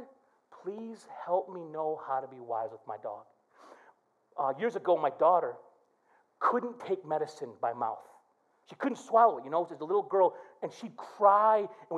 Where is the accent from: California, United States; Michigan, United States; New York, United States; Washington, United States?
Michigan, United States; Flint; growing up in Flint made me tough as nails